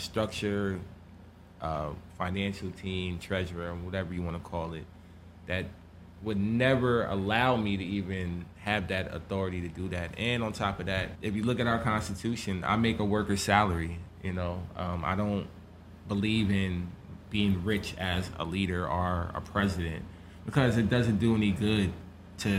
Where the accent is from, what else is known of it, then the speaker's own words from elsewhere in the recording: Hackensack, New Jersey, United States; my hometown's Hackensack.